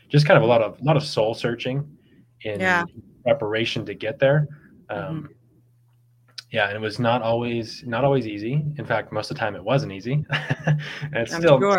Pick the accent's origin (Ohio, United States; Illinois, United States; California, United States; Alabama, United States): California, United States; Bay Area; I grew up in the Bay Area in California.